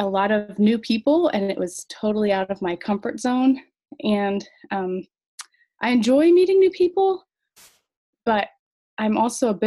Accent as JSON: {"language": "English", "region": "the South", "country": "United States", "tie": "born or raised there", "moved": "as an adult", "said": "living in the South all our lives, but we love where God has placed us"}